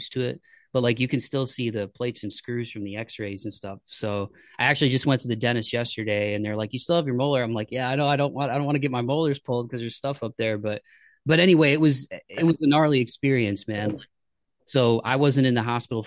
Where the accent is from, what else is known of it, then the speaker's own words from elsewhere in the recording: Toledo, Ohio, United States; I grew up in Ohio